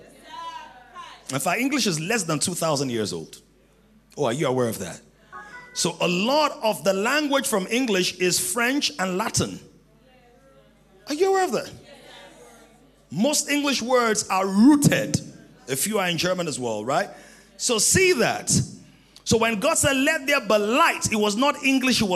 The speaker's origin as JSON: {"language": "English", "region": "Ekiti", "country": "Nigeria", "said": "I'm from Ekiti"}